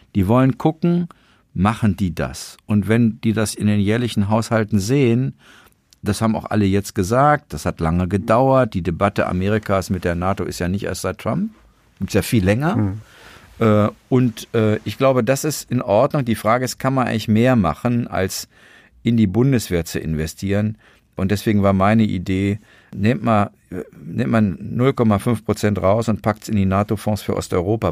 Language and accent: German; Germany; wir Deutschen